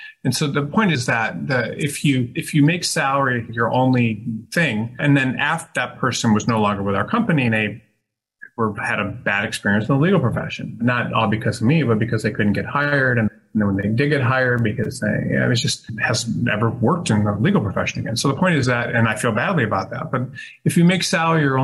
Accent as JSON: {"language": "English", "town": "Detroit", "region": "Michigan", "country": "United States", "moved": "yes", "said": "I'm from Detroit. So I worked for a federal judge in Detroit"}